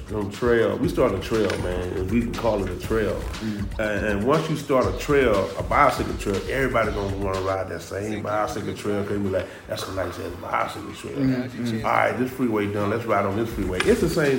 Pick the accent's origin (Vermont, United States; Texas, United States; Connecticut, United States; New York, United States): Texas, United States; Houston; I'm from Houston